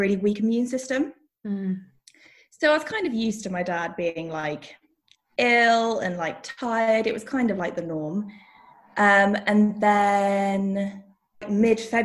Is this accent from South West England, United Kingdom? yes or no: yes; Devon, South West England, United Kingdom; now in London, United Kingdom; I'm originally from Devon, but at the moment I live in London